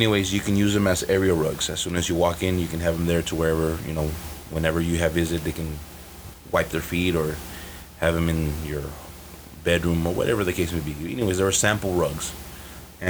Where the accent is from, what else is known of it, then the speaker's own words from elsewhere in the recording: Chicago, Illinois, United States; also born or lived in Aurora, Illinois; That's 45 minutes west of Chicago, my hometown